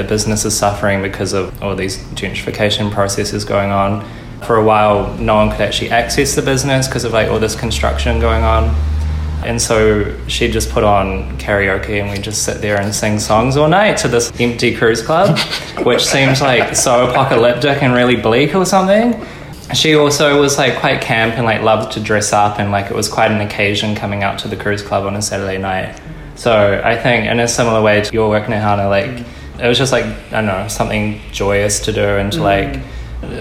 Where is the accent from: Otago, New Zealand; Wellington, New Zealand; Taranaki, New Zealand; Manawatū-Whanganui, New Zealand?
Taranaki, New Zealand; now in Auckland, New Zealand; growing up in Taranaki and then moving up to Auckland